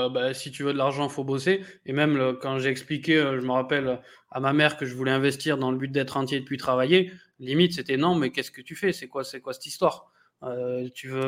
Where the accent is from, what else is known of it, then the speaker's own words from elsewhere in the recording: France; born there; Donc, moi, je suis franco-belge, mais je suis né en France, je, je suis français, quoi.